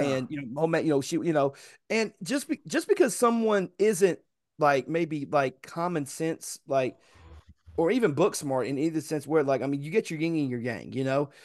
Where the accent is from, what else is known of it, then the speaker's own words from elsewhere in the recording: Chattanooga, Tennessee, United States; where I come from, it doesn't matter whether you was born in Tyner, Brainerd, Harrison, Nixon, uh, I'm sorry, Hickson, uh, East Ridge, East Lake, you, you, you from Chattanooga